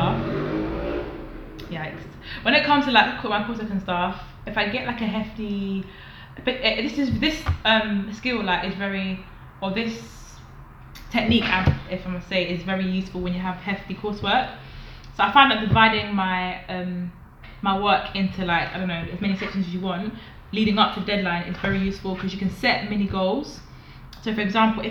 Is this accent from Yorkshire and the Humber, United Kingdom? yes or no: no; London, United Kingdom; moved away as an adult; now in Manchester, United Kingdom; I'm in Manchester, but I'm from London.